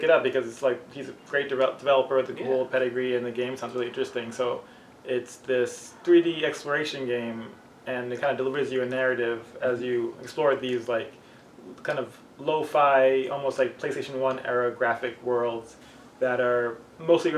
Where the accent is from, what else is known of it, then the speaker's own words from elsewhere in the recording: United States; a second generation or a child of immigrants and like kind of talking about that disconnect of like growing up in America